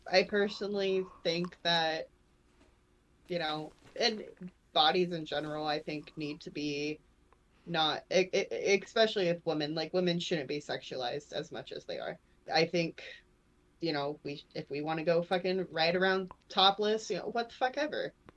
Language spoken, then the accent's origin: English; Port Charlotte, Florida, United States; my hometown in Florida